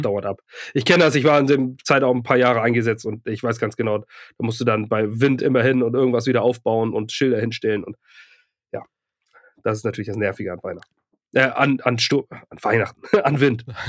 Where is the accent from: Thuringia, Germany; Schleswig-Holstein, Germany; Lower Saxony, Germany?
Schleswig-Holstein, Germany; Lübeck; now in Ratzeburg, Germany; ich komme ursprünglich aus Lübeck und ähm, also aus dem nördlichen Lübeck